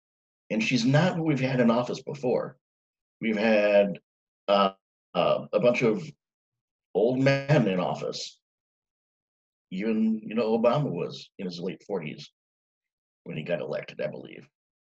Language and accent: English; Minneapolis, Minnesota, United States; I am married from the Twin Cities, Minneapolis, St. Paul, Minnesota.